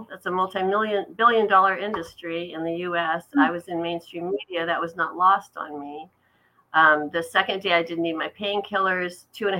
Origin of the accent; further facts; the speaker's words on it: Redondo Beach, California, United States; moved away as an adult; also born or lived in Los Angeles / Humboldt County; I grew up in Redondo Beach in Southern California. Graduated high school in 77.